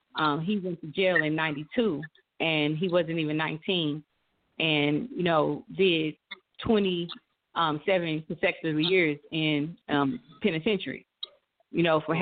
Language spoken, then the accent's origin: English; St. Louis, Missouri, United States; I grew up in St. Louis, Missouri, um, born and raised